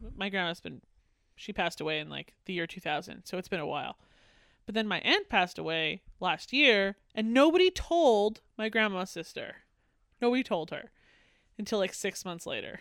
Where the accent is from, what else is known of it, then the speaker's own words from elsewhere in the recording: Canada; I am Canadian